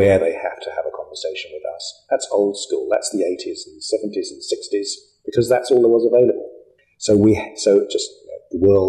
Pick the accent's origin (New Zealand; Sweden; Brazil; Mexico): New Zealand; we're from New Zealand